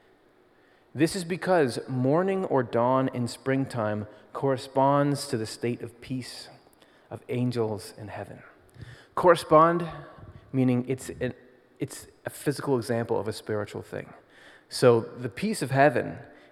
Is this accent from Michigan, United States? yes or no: yes; Michigan, United States; now in Pennsylvania, United States; I grew up in Michigan and then moved to Pennsylvania